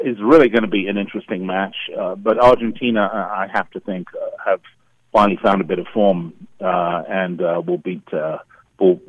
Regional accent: London, United Kingdom; moved away; I'm actually from London originally

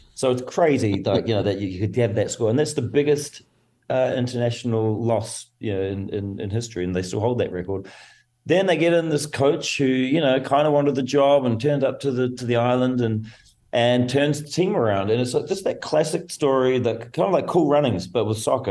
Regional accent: New Zealand; I come from New Zealand, so very, it's a rugby mad nation

